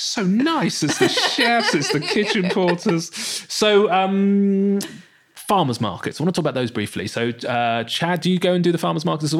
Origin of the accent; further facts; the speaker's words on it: Bournemouth, South West England, United Kingdom; also born or lived in London; Bournemouth. Bournemouth. I used to live in London. I lived in London for 10 years.